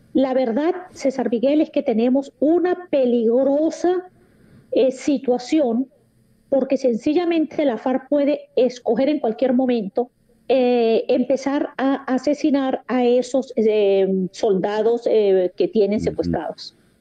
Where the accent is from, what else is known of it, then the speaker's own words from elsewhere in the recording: Venezuela; como venezolana